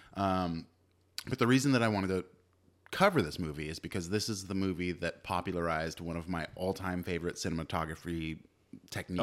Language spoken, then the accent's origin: English; Livermore, California, United States; born or raised there; also born or lived in Castro Valley